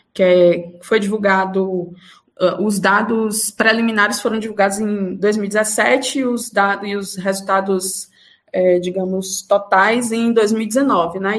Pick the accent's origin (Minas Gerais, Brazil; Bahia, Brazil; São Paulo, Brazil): Bahia, Brazil; Feira de Santana; moved away as an adult; now in Salvador, Brazil; eu sou do interior da Bahia, de uma cidade chamada Feira de Santana